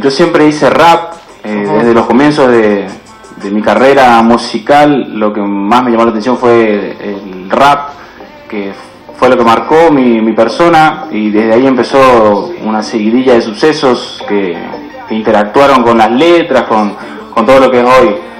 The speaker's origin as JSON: {"language": "Spanish", "town": "Santo Tomé", "region": "Corrientes", "country": "Argentina", "tie": "born or raised there", "moved": "yes", "lives_now": "Buenos Aires, Argentina", "said": "en mi pueblo, donde yo nací, donde me crié"}